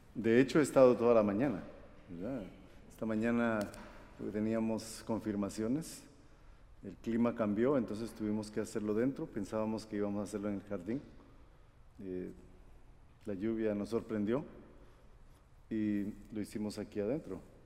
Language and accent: Spanish; Guatemala; moved away; also born or lived in Costa Rica; yo nací en Guatemala. Y también soy costarricense